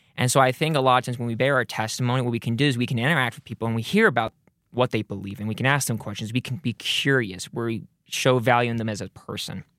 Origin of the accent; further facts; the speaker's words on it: Rexburg, Idaho, United States; I grew up here in the Rexburg area